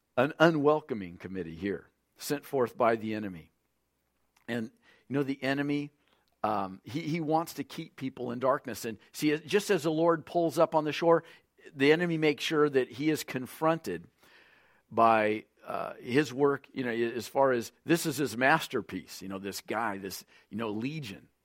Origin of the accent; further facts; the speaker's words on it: Lompoc, California, United States; I'm from California, the city of Lompoc